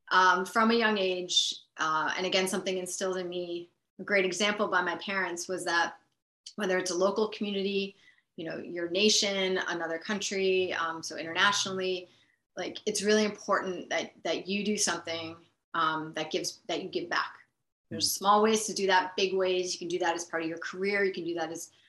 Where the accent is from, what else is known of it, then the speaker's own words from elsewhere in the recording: Buffalo, New York, United States; moved away as an adult; also born or lived in Hong Kong; I grew up in Buffalo and so spent, you know, the first part of my life there